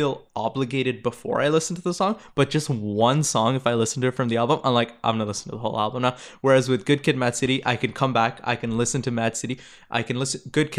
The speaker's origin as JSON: {"language": "English", "town": "Toronto", "region": "Ontario", "country": "Canada", "tie": "born or raised there", "said": "Growing up in Toronto. Yeah, I'm sure you saw a lot of Gang Activity. We literally grew up together. We had the same childhood. We went to the same schools."}